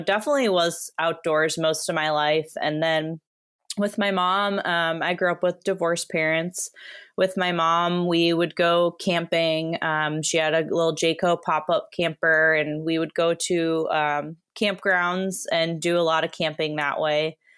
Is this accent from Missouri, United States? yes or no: no; Wisconsin, United States; also born or lived in Arizona; now in Oregon, United States; So I would tell them I grew up in Wisconsin. I am not an Oregonian. Well, I consider myself one. I've been here since 2013, but grew up in Wisconsin and didn't really get into hiking till I went to college in Arizona.